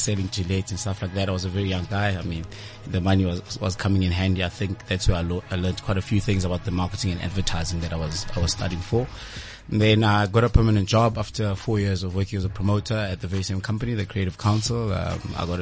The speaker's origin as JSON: {"language": "English", "town": "Middelburg", "region": "Mpumalanga", "country": "South Africa", "tie": "born or raised there", "moved": "as an adult", "lives_now": "Pretoria, South Africa", "said": "I grew up in Middleburg. It's all the way in Mpumalanga"}